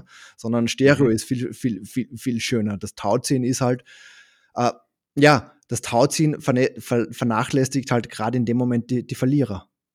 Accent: Upper Austria, Austria; accent: Austrian; now in Düsseldorf, Germany; Ich habe aber in Österreich auch eine Wohnung ähm, in der Nähe vom See, wo ich aufgewachsen bin.

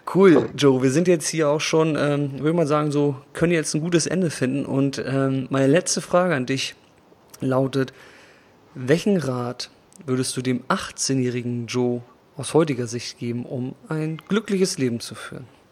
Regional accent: Germany; moved away; also born or lived in Vietnam; in Deutschland. Und außerdem vermisse ich auch meine Heimat

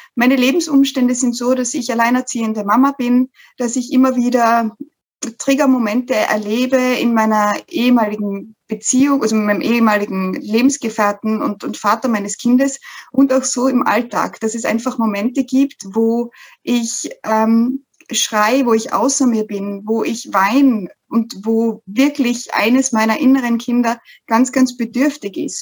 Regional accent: Styria, Austria; ich aus der Steiermark komme, aus, komme aus dem schönen Österreich.

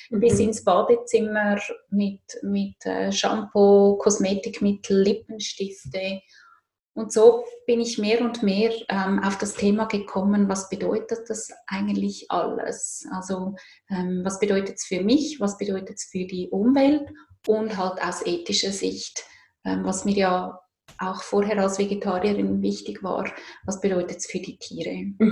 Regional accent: Zurich, Switzerland; Ich komme aus Zürich.

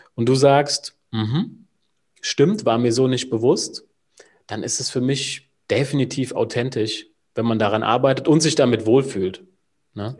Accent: Wiesbaden, Hesse, Germany; Ich bin aus Wiesbaden, also gar nicht mal so weit weg von dir, Julian

